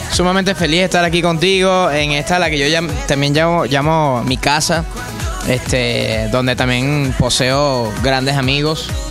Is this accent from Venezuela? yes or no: yes; Caracas, Capital District, Venezuela; me crié en el Valle, me crié